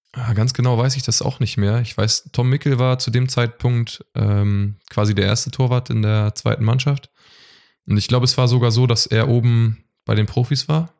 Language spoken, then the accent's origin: German; Westerrade, Schleswig-Holstein, Germany; Ich komme aus Westerrade. Das ist ein kleines Dorf äh, in Schleswig-Holstein zwischen Lübeck und Bad Segeberg. Und genau, da bin ich aufgewachsen.